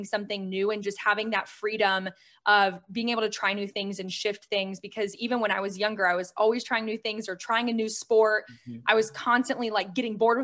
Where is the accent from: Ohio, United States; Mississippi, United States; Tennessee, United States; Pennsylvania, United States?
Ohio, United States; now in Tampa, United States; I was raised in Ohio though, and I moved to Florida about 10 years ago